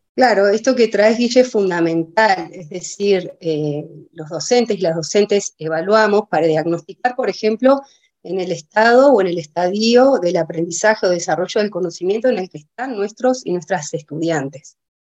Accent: Villa La Angostura, Neuquén, Argentina; also born or lived in Cipolletti, Río Negro; yo soy nacida en Villa de Angostura, yo soy nacida acá en Villa, hice toda mi escolaridad en, acá en la localidad

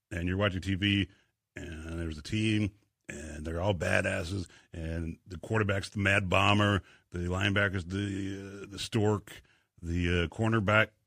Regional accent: Inglewood, California, United States; moved away; we came here from uh, Inglewood, California, in the uh, early seventies, and uh, I love it here.

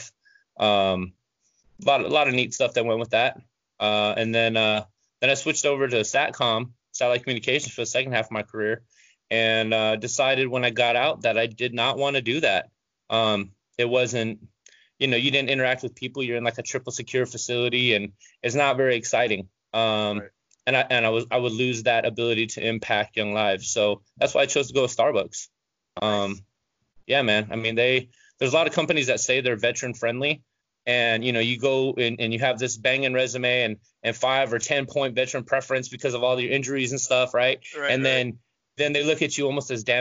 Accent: Long Beach, California, United States; moved away; I'm from Eastside Long Beach

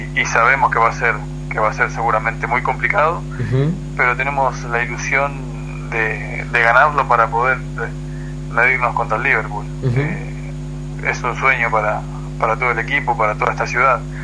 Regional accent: Argentina; now in Monterrey, Mexico

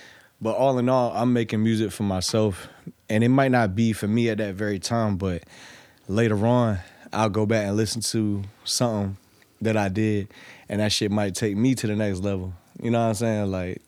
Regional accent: Norfolk, Virginia, United States; Yeah, I'm from Norfolk.

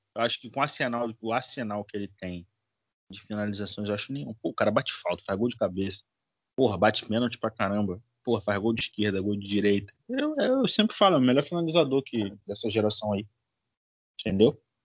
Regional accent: Brazil; a gente é brasileiro

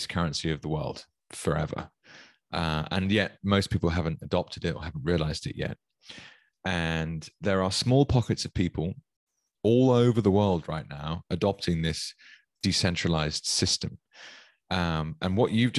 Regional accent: United Kingdom; as a Brit

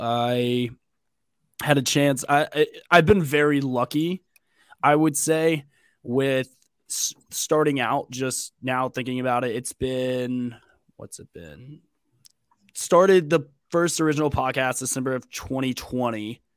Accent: Mobile, Alabama, United States; But I grew up in Mobile, Alabama.

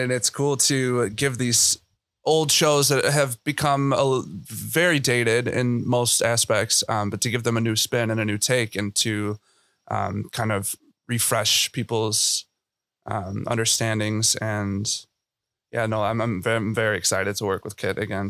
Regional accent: Chicago, Illinois, United States; I'm from Chicago

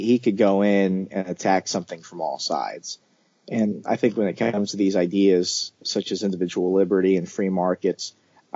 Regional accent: Arizona, United States; first language English; English is my only language, ma'am. I'm from Arizona. I was born in America.

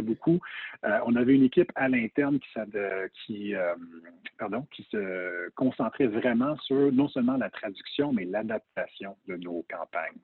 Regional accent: Montreal, Quebec, Canada; also born or lived in Toronto, Canada / United States; j'ai grandi à Toronto très jeune, mais à Montréal par la suite

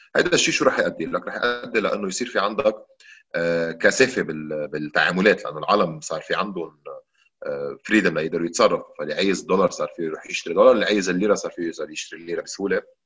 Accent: Lebanon; نحن عندنا بلبنان

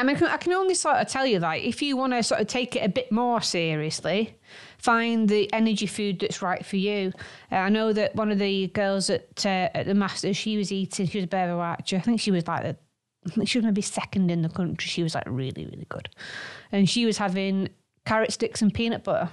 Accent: Manchester, North West England, United Kingdom; we are from Manchester

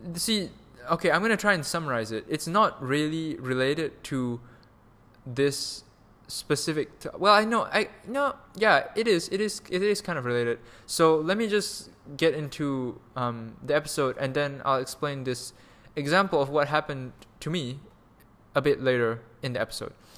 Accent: Malaysia; moved away; also born or lived in Canada / Germany; we're both Malaysian, we're all Malaysians here

